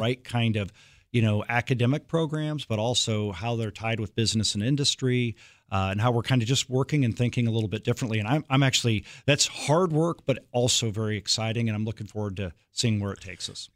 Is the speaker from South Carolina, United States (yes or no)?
no; Iowa, United States; moved away; also born or lived in Kansas; I grew up in Iowa, and then I moved to Kansas